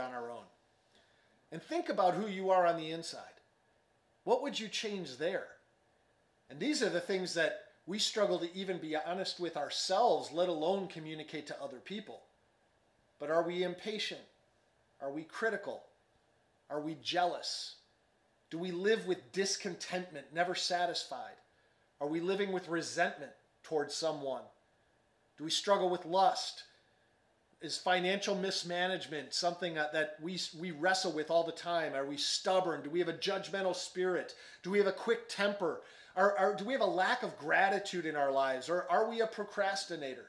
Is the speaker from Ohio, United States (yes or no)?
no; Chicago, Illinois, United States; moved away as an adult; now in Dallas, United States; I grew up in Chicago suburbs, and we used to joke growing up in Chicago